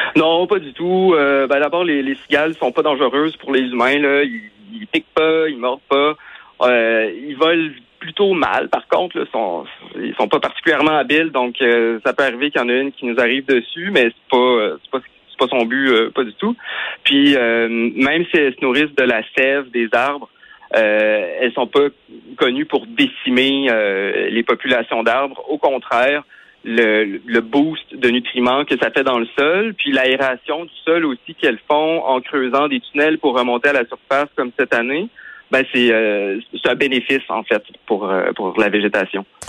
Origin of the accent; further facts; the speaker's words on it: Quebec, Canada; chez nous au Québec